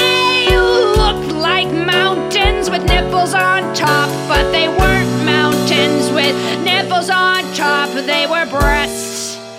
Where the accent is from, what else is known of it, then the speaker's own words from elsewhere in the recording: Massachusetts, United States; now in Los Angeles, United States; And I'm from New England. I'm from Massachusetts specifically, okay? It's a blue state, okay? Anyway, so I came out to California because I'm, you know what? I'm exhausted by the East Coast. I'm in Los Angeles learning about Los Angeles culture.